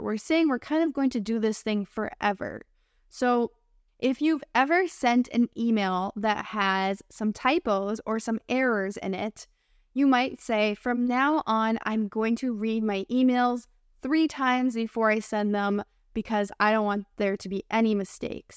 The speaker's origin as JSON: {"language": "English", "country": "United States", "accent": "American English", "said": "I'm your American English teacher and friend"}